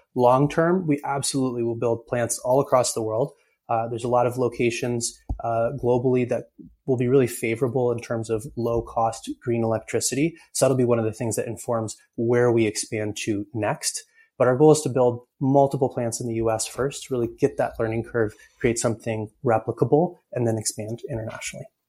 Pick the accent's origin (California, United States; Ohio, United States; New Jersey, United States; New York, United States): New York, United States; Ithaca; I grew up in Ithaca, New York, uh, and so I'm a big hometown fan.